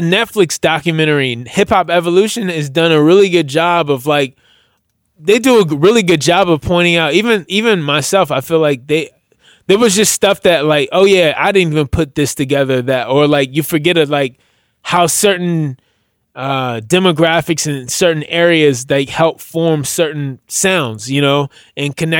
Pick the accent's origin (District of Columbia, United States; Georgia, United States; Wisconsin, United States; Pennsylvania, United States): District of Columbia, United States; Washington; also born or lived in Silver Spring, Maryland; I was born in Washington DC, but I spent the majority of my adult life, or my life period, living in between Washington DC and a suburb of called Silver Spring, Maryland.